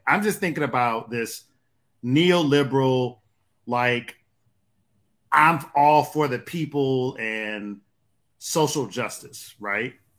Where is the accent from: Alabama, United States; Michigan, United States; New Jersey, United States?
Michigan, United States; Detroit; also born or lived in Atlanta; Growing up in Detroit